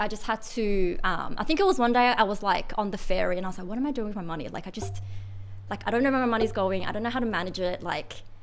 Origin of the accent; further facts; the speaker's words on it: Sydney, New South Wales, Australia; also born or lived in China; Did you grow up in Sydney? Yeah, I did. Well, when I was five to basically now